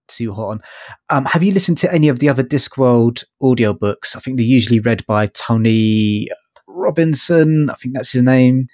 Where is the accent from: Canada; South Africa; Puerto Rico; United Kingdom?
United Kingdom; London; I'm from London.